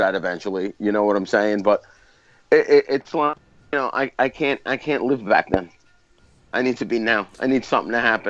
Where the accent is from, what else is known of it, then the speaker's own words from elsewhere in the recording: New York City, New York, United States; I grew up in Brooklyn.